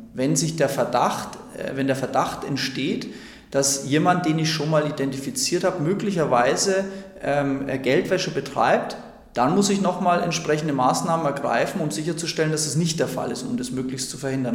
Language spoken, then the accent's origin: German; Franconia, Bavaria, Germany; ich komme ja nicht aus Bayern, sondern aus Franken